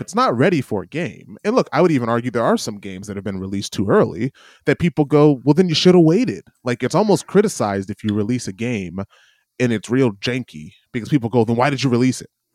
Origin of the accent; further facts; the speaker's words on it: United States; moved away as an adult; now in New Zealand; as an American